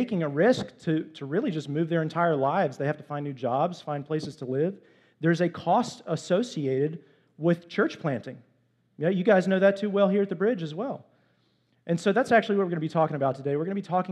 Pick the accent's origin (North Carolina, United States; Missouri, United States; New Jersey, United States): North Carolina, United States; Greensboro; we're from Greensboro